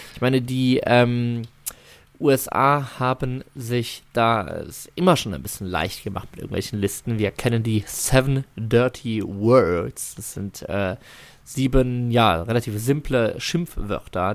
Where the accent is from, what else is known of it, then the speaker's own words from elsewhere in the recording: Germany; wir als Deutsche